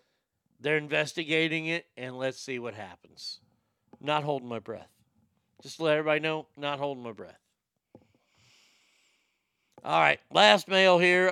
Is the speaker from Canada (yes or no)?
no; the South, United States; And just because I'm from the South